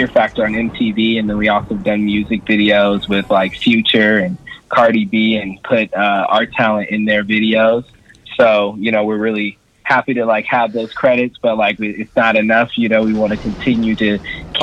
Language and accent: English; Sacramento, California, United States; I'm actually originally from Sacramento.